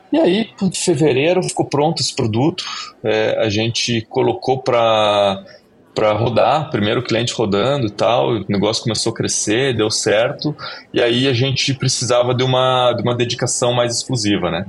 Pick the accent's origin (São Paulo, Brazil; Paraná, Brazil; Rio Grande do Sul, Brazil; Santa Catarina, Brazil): Paraná, Brazil; Curitiba; eu sou de Curitiba